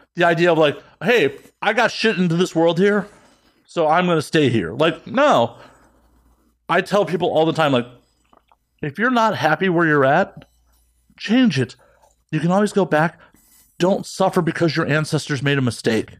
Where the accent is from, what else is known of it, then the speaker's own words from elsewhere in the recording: Chicago, Illinois, United States; moved away as an adult; I'm originally from Chicago